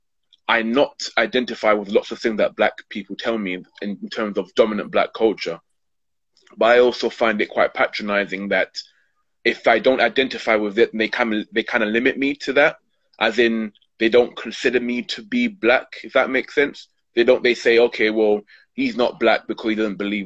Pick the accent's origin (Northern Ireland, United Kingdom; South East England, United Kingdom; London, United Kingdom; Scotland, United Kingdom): London, United Kingdom; born and brought and brought up in Hackney